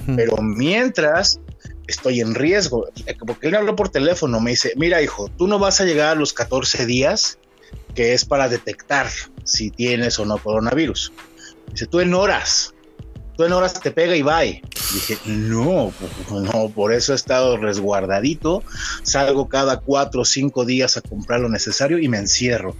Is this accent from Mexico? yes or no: yes; Mexico; somos mexicanos